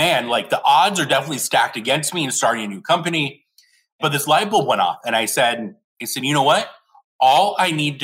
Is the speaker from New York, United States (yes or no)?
no; Scottsdale, Arizona, United States; moved away as an adult; now in San Francisco, United States; I was back in my hometown of Scottsdale, Arizona